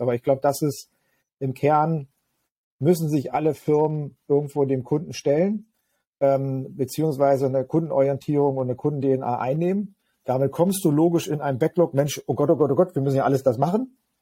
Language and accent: German; Magdeburg, Saxony-Anhalt, Germany; meine Heimatstadt äh, Magdeburg